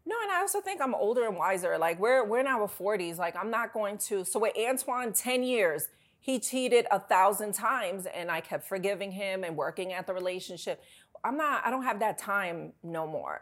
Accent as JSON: {"language": "English", "town": "New York City", "region": "New York", "country": "United States", "tie": "born or raised there", "also_born_or_lived": "Bronx", "said": "I grew up in New York"}